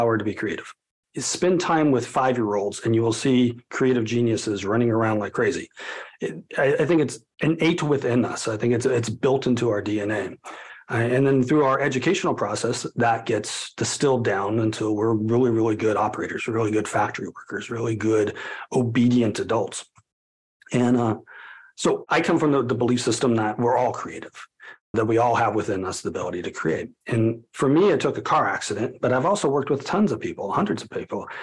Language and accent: English; Colorado, United States; my hometown of Colorado